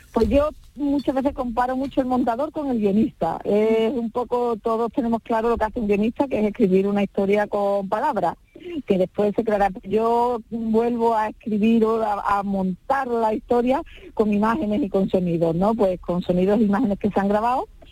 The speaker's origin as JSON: {"language": "Spanish", "town": "Seville", "region": "Andalusia", "country": "Spain", "said": "somos los dos de Sevilla"}